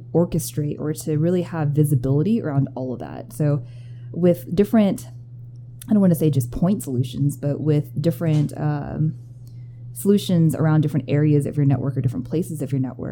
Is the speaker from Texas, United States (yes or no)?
yes; Austin, Texas, United States; moved away as an adult; now in Denver, United States; Born and raised in Austin, Texas